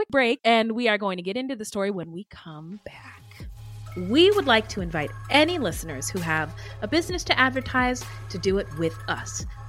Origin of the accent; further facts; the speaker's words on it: California, United States; So I grew up in Northern California, and I knew people who went to college in Yuba City